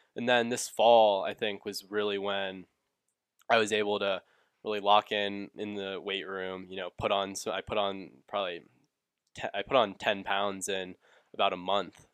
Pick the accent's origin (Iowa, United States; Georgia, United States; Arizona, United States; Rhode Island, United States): Georgia, United States; Atlanta; I grew up in Atlanta